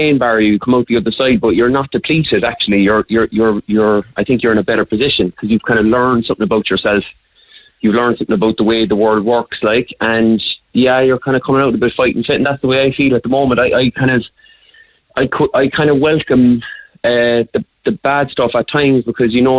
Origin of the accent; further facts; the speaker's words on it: Cork, Munster, Ireland; we were growing up in Cork